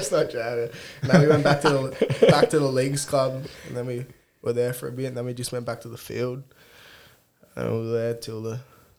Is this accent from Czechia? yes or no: no; Cessnock, New South Wales, Australia; moved away as an adult; now in Newcastle, Australia; Grew up in Cessnock, born and bred. Lived there till I was 18